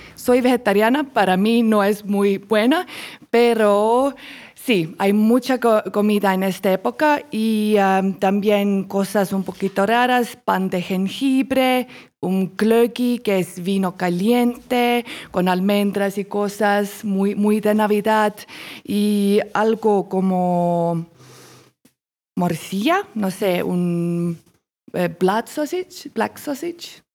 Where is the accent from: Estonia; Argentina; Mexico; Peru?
Estonia; Spanish is a second language; moved away as an adult; now in Colombia; soy de Estonia, un país en norte de Europa